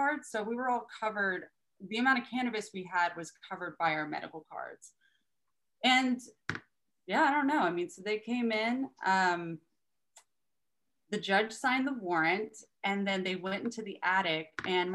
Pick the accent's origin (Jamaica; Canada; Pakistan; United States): United States; Austin, Texas; moved away; also born or lived in Poway, San Diego, California / Humboldt County, California; I was raised in Texas